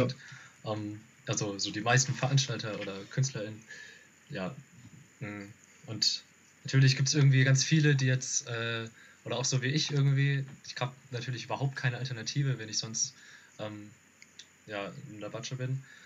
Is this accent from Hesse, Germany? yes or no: yes; Rhine-Main area, Hesse, Germany; wir kommen aus dem Rhein-Main-Gebiet so, ähm, Darmstadt, Frankfurt, Wiesbaden